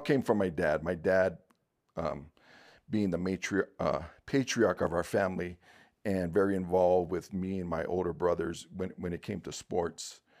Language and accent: English; Honolulu, Hawaii, United States; Born and raised in Honolulu, Hawaii